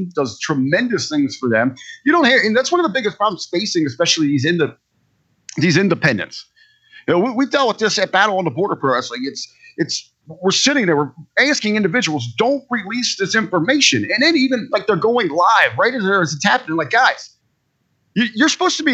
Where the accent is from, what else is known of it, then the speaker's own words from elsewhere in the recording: Cincinnati, Ohio, United States; now in Northern Ohio, United States; I'm born and raised in Cincinnati